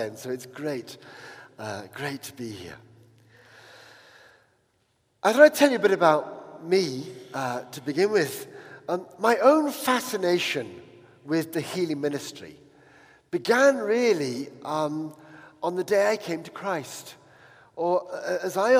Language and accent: English; Uttoxeter, West Midlands, United Kingdom; also born or lived in Paris; I came back home to, you know, my hometown, which was the most boring place in the world, called Uttoxeter